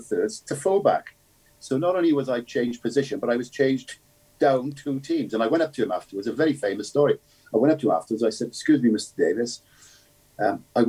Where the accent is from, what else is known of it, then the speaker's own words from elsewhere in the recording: Cardiff, Wales, United Kingdom; Growing up in Ely in Cardiff, I grew up in a Catholic family in Ely